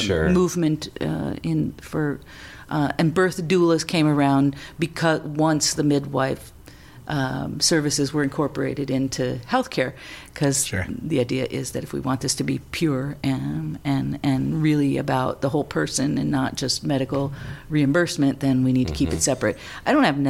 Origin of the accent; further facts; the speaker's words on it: Sauk Centre, Minnesota, United States; moved away as an adult; also born or lived in California / Alaska; I grew up on a farm in a little town in the middle of Minnesota